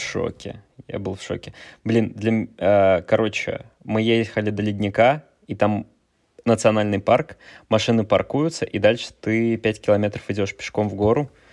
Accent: Kaliningrad, Kaliningrad Oblast, Russia; moved away as an adult; я из Калининграда. Я там 18 лет прожил. Мне сейчас сколько, 28, 18 из 28 я прожил в Калининграде

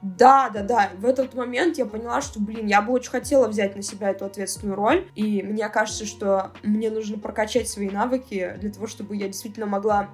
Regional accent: Cherepovets, Vologda Oblast, Russia; moved away; Я как раз ехала на ДР подружки в родной город

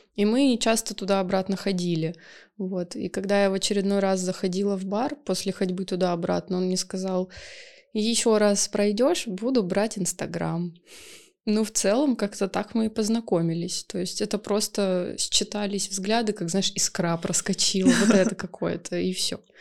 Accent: Saint Petersburg, Russia; я из СПБ.

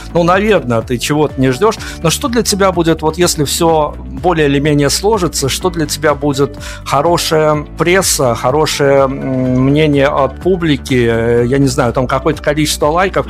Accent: Belarus; я из Беларуси

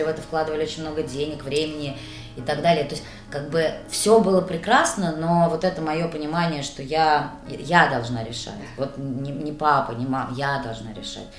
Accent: Nakhabino, Moscow Oblast, Russia; я вообще девочка из Нахабина

